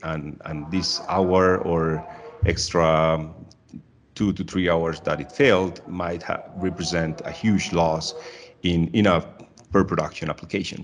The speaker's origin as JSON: {"language": "English", "town": "Medellin", "region": "Antioquia", "country": "Colombia", "said": "I'm originally from Medellin, Colombia"}